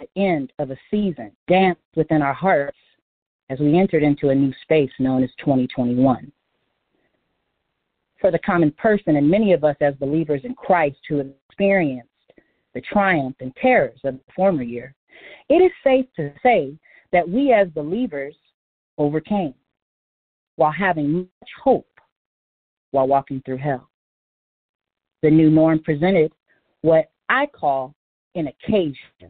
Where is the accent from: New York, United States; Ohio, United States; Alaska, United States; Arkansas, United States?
Alaska, United States; Anchorage; moved away; my hometown of Anchorage, Alaska